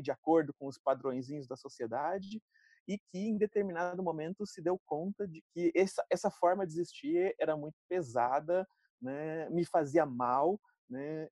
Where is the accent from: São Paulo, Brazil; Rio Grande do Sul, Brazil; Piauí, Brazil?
São Paulo, Brazil; interior of; accent: R caipira; eu sou do interior de São Paulo, falo porta, carne